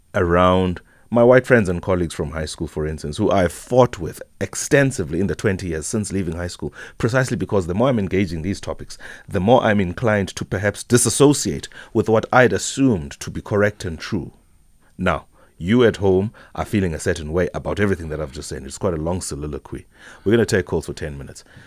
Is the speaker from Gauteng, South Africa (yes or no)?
no; Whittlesea, Eastern Cape, South Africa; the area from which I grew up, eh, Wittelsie